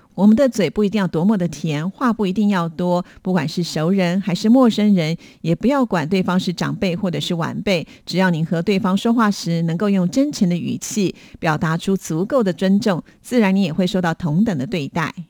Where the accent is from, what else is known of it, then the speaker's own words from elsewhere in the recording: Taiwan; 我小时候住在眷村里面